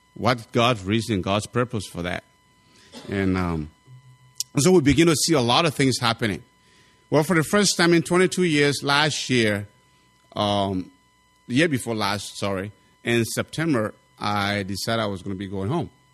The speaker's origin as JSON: {"language": "English", "country": "Liberia", "moved": "yes", "lives_now": "United States"}